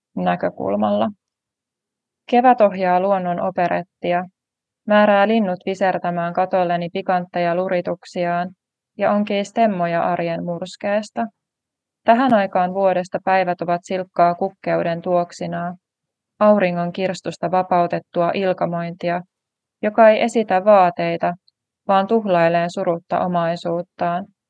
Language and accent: Finnish; Tampere, Pirkanmaa, Finland; Olen tamperelainen kirjailija